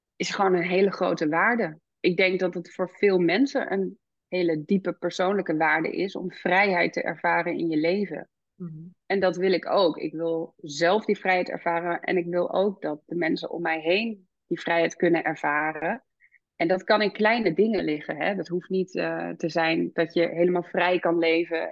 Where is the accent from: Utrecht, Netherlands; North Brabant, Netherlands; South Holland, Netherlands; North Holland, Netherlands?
North Holland, Netherlands; Amsterdam; moved away as an adult; now in Ede, Netherlands; wij woonden altijd in Amsterdam. En we zijn echt Amsterdammers, zeg maar, die uh, verhuisd zijn naar de natuur.